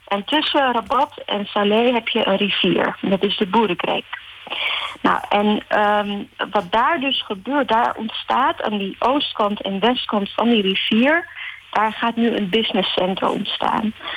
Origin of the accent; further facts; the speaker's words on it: Amsterdam, North Holland, Netherlands; also born or lived in Morocco; now in Rotterdam, Netherlands; Ik ben in Marokko geboren. Mhm. en ik ben in Amsterdam getogen en ik woon in Rotterdam.